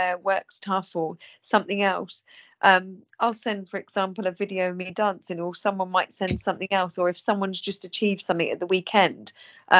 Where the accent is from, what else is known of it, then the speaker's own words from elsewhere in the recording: England, United Kingdom; England people, we're always reserved